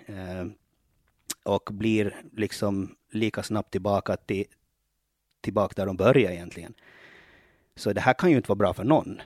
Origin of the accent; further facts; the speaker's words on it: Ostrobothnia, Finland; now in Åland, Finland; jag är ju uppväxt i Finland, eh, uppväxt i Österbotten